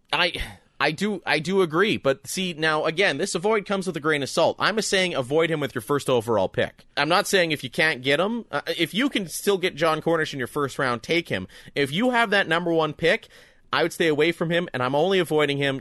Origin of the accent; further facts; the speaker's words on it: Canada; there's not many guys that are more proud to be Canadian than the two of us